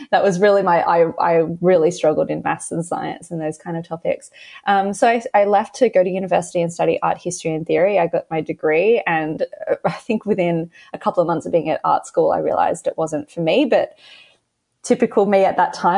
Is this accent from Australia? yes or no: yes; Australia; accent: Australian; So I live in Australia, if you can tell by my accent. And I grew up in a very, you know, kind of average Australian household